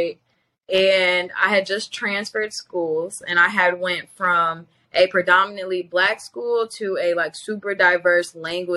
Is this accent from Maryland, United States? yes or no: no; Chicago, Illinois, United States; moved away as an adult; now in New York, United States; growing up in Chicago